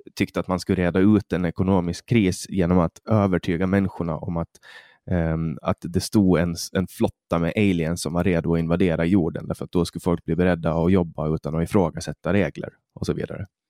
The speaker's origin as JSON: {"language": "Swedish", "country": "Finland", "said": "Vi är svenskspråkiga i Finland"}